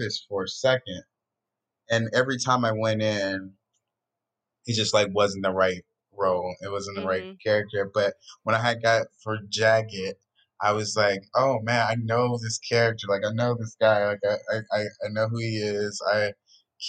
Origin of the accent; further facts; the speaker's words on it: Atlanta, Georgia, United States; now in California, United States; I'm from Atlanta